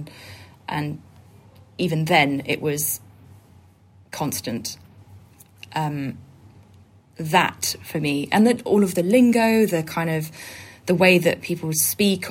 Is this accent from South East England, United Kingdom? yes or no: no; Bristol, South West England, United Kingdom; moved away as an adult; now in Brighton, United Kingdom; I was born in Bristol.